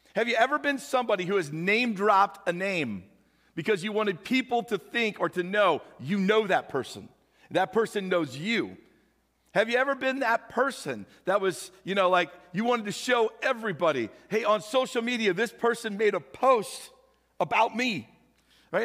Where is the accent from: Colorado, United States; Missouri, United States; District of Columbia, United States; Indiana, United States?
Missouri, United States; St. Louis; now in Nebraska, United States; I grew up with in St. Louis, went to high school together